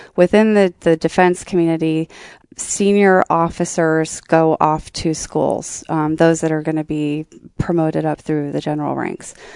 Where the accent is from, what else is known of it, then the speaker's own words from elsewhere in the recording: Columbus, Ohio, United States; I was sad to leave my hometown was because my, my p, work personality did not necessarily f, sort of fit in very well into the Columbus work culture.